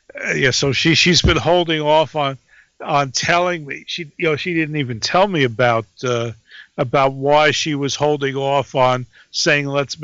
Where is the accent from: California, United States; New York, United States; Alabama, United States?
Alabama, United States; since I was raised in Alabama and my hold on Kentucky is very tenuous, I didn't feel that I had any sort of bragging rights to bring it up.